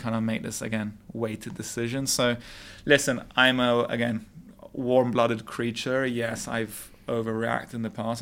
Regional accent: London, United Kingdom; moved away as an adult; also born or lived in Montreal, Canada; now in Dubai, United Arab Emirates; I was born and raised in London

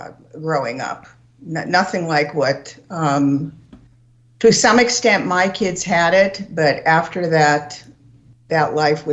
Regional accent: Los Angeles, California, United States; also born or lived in Toronto, Canada / West LA; Yeah, I was born in Toronto, and my parents came to California, to Hollywood, California, when I was 5. And we became American citizens when I was 10, exactly 5 years later, which it was how it went at the time. Mm-hmm. And so I pretty much grew up in Hollywood, California, and then we moved to West

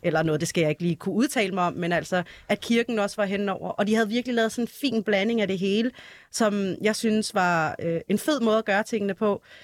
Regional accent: Denmark; vi, vi alle sammen er, er født og opvokset i Danmark

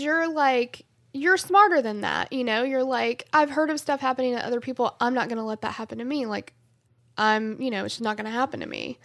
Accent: the South, United States; I'm from the South

